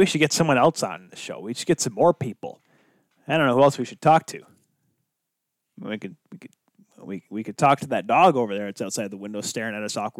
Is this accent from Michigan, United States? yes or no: yes; Grand Rapids, Michigan, United States; we're brothers, we're from Grand Rapids.